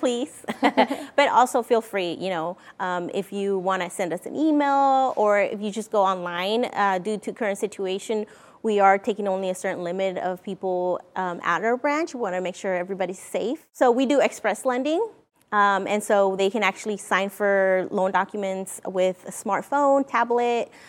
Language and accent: English; Mexico; now in Vancouver, United States; I'm originally from Mexico. Uh, we came here to Vancouver, Washington in nineteen ninety-seven.